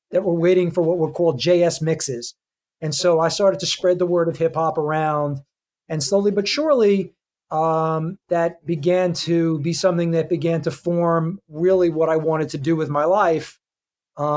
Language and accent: English; Lawrence, New York, United States; I grew up in Lawrence, Long Island